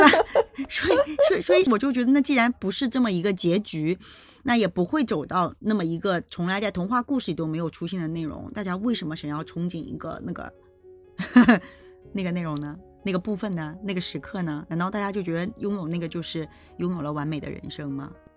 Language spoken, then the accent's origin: Chinese; China; 我们中国人自古以来有红白喜事